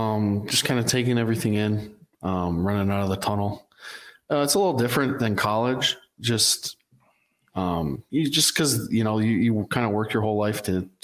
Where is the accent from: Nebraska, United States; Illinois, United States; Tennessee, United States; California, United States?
Illinois, United States; Joliet; moved away as an adult; now in Winnipeg, Canada; I am from Joliet, Illinois.